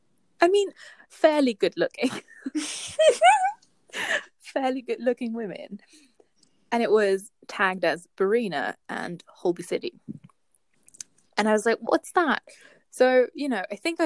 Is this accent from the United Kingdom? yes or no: no; Belgium; I'm from Belgium.